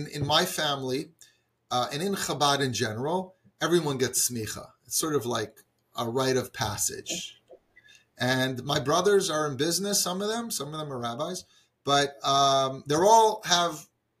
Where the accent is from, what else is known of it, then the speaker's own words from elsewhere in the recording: Atlantic City, New Jersey, United States; I grew up here in Atlantic City. The children of Shluchim have very interesting lives. It's not easy to grow up in a community with absolutely almost no frum people.